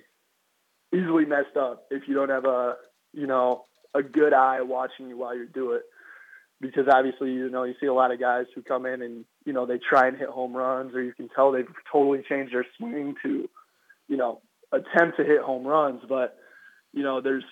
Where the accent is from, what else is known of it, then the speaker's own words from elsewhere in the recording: Iowa, United States; I'm from Iowa, so it gets pretty cold in the winter